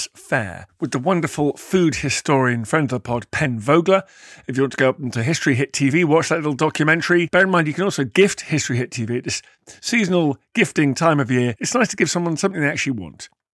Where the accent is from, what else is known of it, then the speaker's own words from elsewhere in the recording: Portsmouth area, South East England, United Kingdom; I'm from around there.